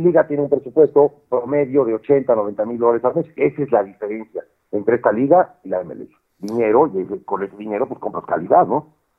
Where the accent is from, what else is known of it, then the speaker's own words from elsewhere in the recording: Mexico; moved away; soy el único latino obviamente soy el único mexicano